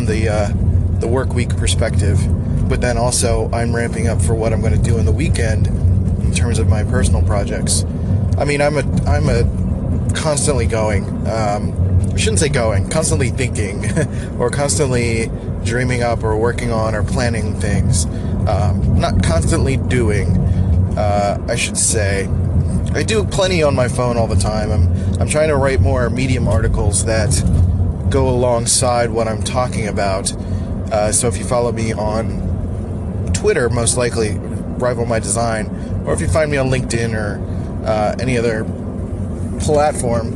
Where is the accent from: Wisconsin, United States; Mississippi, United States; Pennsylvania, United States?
Pennsylvania, United States; Philadelphia; moved away as an adult; now in San Diego, United States; I am originally from Philadelphia, born and raised